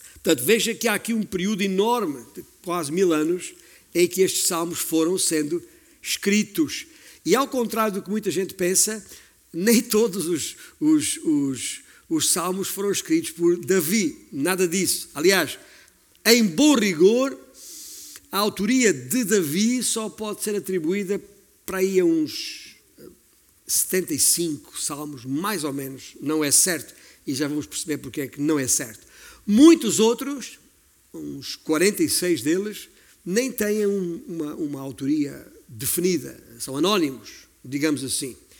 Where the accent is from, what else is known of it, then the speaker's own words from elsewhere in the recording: Alentejo, Portugal; eu sou alentejano e tem muitas campinas no meu alentejo